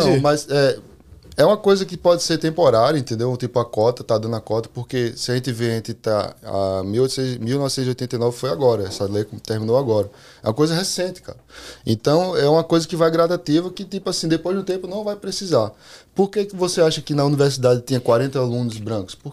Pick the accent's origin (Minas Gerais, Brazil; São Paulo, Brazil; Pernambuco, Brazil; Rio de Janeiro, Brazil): Pernambuco, Brazil; born there; Eu nasci no Pernambuco, mas eu.